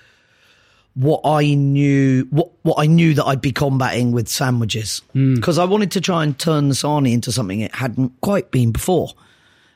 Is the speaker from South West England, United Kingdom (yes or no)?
yes; Somerset, South West England, United Kingdom; Somerset. I grew up in Somerset.